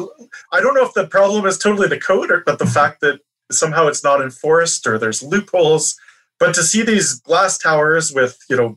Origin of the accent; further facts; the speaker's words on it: Toronto, Ontario, Canada; my hometown of Toronto